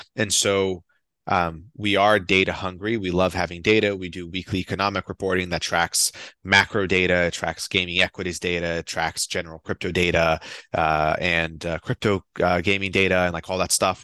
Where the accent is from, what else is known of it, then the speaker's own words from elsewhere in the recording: Brazil; now in United States; I'm from Brazil.